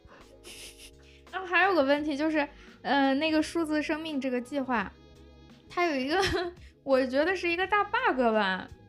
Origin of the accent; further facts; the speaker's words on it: China; 我们中国人写论文也是把英语当成一个普通话来使用的